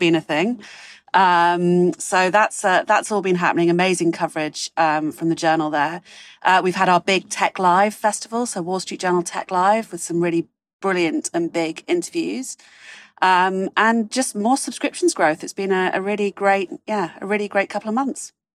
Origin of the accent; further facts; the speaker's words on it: United Kingdom; moved away; as a Brit abroad